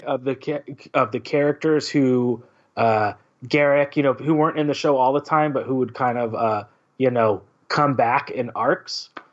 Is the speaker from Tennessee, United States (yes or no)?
no; California, United States; being a Californian